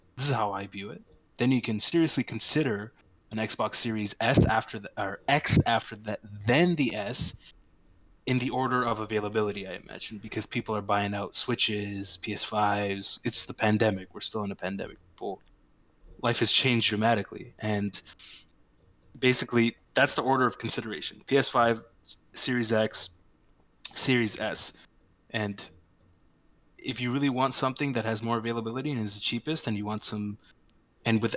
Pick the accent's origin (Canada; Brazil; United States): Canada; we are Canadian